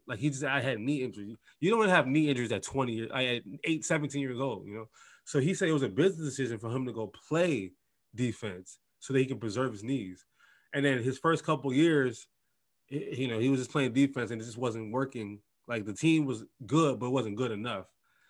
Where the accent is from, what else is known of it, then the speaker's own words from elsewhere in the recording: Detroit, Michigan, United States; I grew up in Detroit. I grew up on Barry Sanders